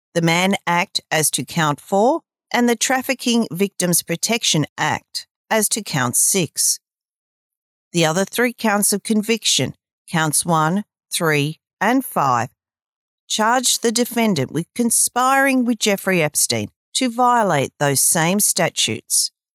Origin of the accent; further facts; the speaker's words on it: Australia; I'm Australian